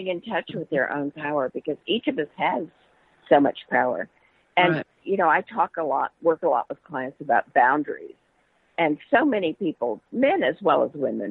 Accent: Vancouver, British Columbia, Canada; now in Texas, United States; I grew up a lot in Vancouver, which is very British.

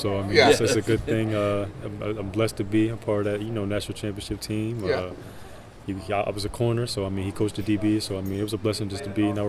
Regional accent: New Jersey, United States; No, I'm from New Jersey.

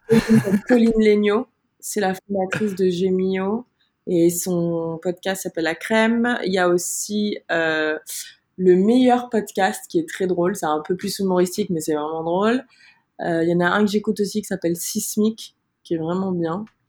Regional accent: Martinique; moved away as an adult; also born or lived in Montreal, Canada; now in Paris, France; j'ai vécu 19 ans en Martinique, j'ai grandi là-bas

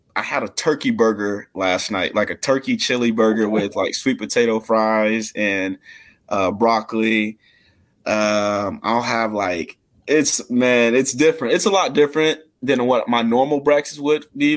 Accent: Mississippi, United States; now in Lawrence, United States; I'm from Mississippi, so I didn't have much when I moved to Kansas

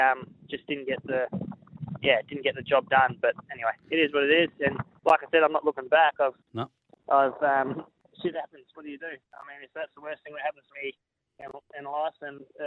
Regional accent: Queensland, Australia; I'm probably come from Queensland as well

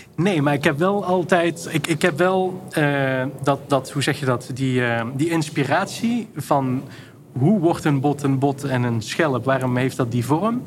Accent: Maastricht, Limburg, Netherlands; ik kom uit Maastricht en daar heb je de NC-groeven. Ja. En daar ging ik elke zaterdag ging ik daar zoeken naar fossielen

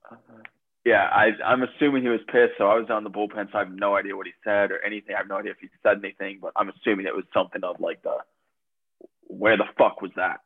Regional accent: Columbus, Ohio, United States; moved away; also born or lived in Adrian, Michigan; I'm from Columbus, Ohio

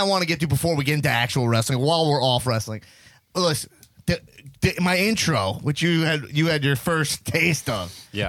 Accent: Long Island, New York, United States; I grew up in Long Island.

